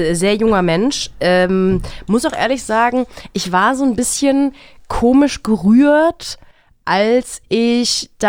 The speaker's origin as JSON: {"language": "German", "country": "Germany", "said": "das hat mich als, auch als Deutsche stolz gemacht."}